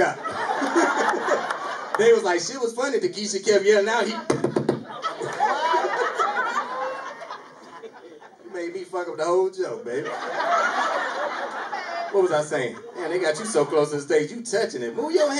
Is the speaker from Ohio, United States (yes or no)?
no; North Carolina, United States; moved away; also born or lived in Laurel, Maryland; I'm from North Carolina.